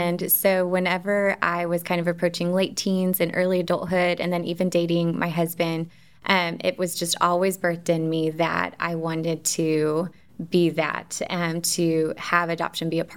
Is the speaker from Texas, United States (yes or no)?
yes; Dallas, Texas, United States; moved away as an adult; now in Central Arkansas, United States; I am originally from Dallas, Texas, born and raised kind of outside of Dallas